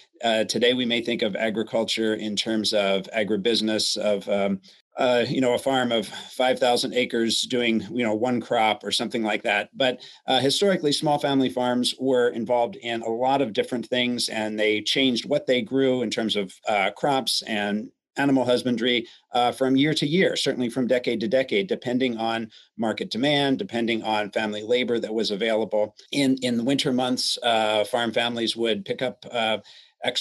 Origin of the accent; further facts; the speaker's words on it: Lancaster County, Pennsylvania, United States; moved away as an adult; also born or lived in northern Indiana; I grew up in Lancaster County, Pennsylvania. I had Amish neighbors, and I'm from a Mennonite family myself.